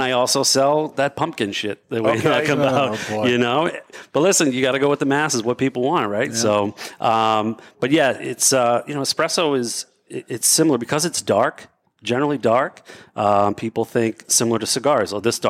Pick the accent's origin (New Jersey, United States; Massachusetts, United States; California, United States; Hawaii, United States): Massachusetts, United States; Central; moved away; I'm originally from Central Mass